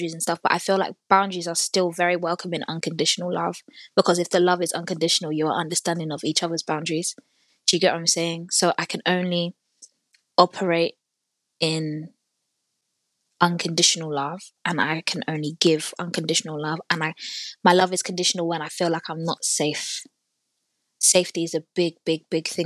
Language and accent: English; Nigeria; also born or lived in North London; now in London, United Kingdom; I'm also Nigerian